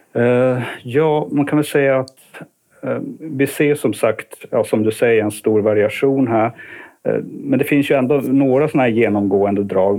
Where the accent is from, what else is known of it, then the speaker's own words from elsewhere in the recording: Kiruna, Norrbotten County, Sweden; also born or lived in Uppsala; now in Stockholm, Sweden; jag kommer från Kiruna ursprungligen. Eh, så eh, ja, flyttade ner i början på 90-talet